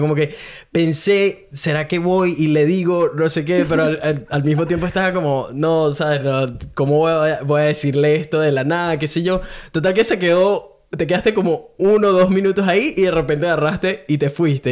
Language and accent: Spanish; Venezuela; also born or lived in Brisbane, Australia; now in Gold Coast, Australia; Soy un venezolano que vive en Golcos, Australia